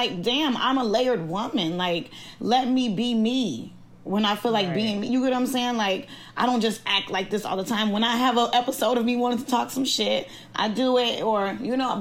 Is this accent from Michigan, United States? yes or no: no; Chicago, Illinois, United States; from Chicago, Illinois